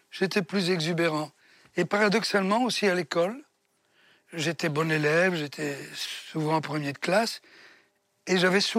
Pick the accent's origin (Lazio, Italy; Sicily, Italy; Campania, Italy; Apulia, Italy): Sicily, Italy; Comiso; born there; Un Comiso.